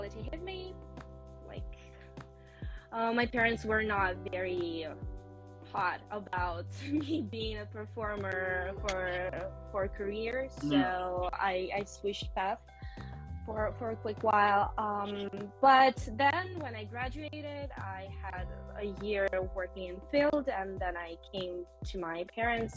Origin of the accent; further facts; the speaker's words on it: Vienna, Austria; moved away; also born or lived in Moscow, Russia; I was born and grew up in Europe